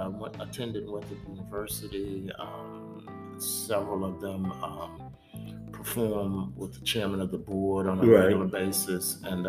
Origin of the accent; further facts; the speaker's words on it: Rock Hill, South Carolina, United States; I grew up on Crawford Road.